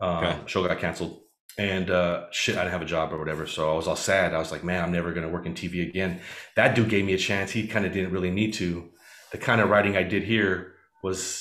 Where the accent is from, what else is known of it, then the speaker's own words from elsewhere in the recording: West Coast, United States; we're from the West Coast